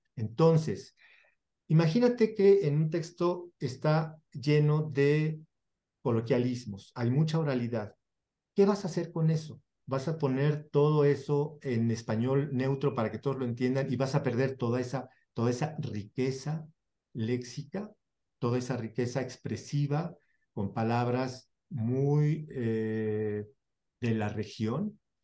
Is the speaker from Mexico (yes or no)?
yes; Mexico; Yo traduzco como mexicano